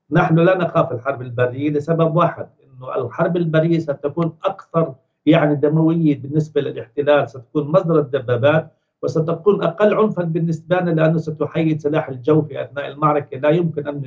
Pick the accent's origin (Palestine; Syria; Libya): Palestine; Gaza, Gaza Strip; now in Ramallah, Palestine; أنا أتحدث لك من رام الله أنا من غزة ولكن الآن مقيم في رام الله